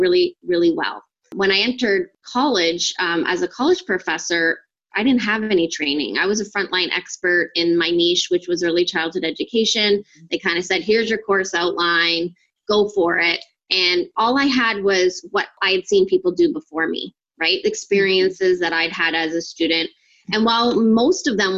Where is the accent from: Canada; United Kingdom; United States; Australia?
Canada; Ontario; I'm from Canada and Ontario, actually